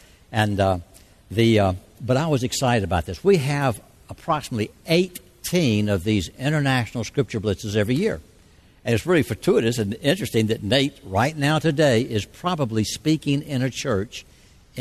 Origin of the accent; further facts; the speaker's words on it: Georgia, United States; now in Asheville, United States; I'm originally from Georgia. I live in Asheville now